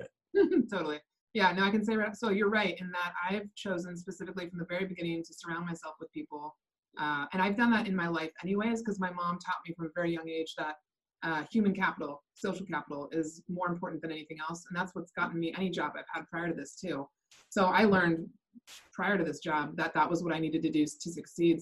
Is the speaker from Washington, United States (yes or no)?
yes; Bothell, Washington, United States; I'm from Bothell, Washington, just north of Seattle